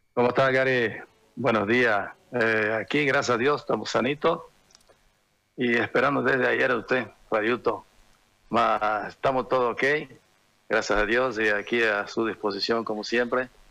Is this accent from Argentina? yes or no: no; Brazil; moved away; also born or lived in Santa Cruz, Bolivia; los tres participamos, los tres brasileros